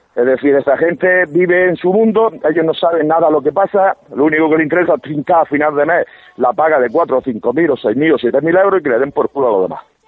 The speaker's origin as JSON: {"language": "Spanish", "town": "Almería", "region": "Andalusia", "country": "Spain", "said": "Yo soy almeriense"}